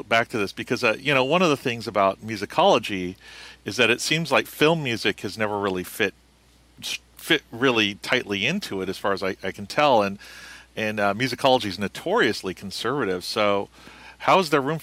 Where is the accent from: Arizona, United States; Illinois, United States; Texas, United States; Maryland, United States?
Arizona, United States; I'm from Arizona